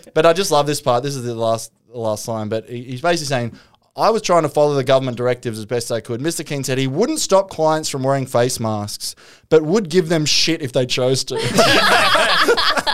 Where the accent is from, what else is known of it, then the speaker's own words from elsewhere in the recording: Newcastle, New South Wales, Australia; I grew up in Newcastle